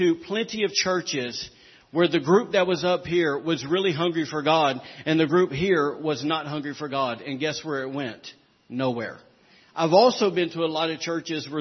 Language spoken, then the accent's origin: English; the South, United States; I'm from the South